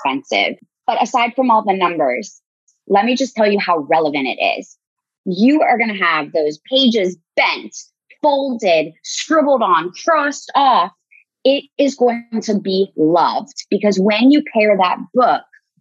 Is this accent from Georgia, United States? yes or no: no; Columbus, Ohio, United States; moved away; also born or lived in Chile; I'm a Bobcat from Ohio University, go Bobcats, but I'm from Columbus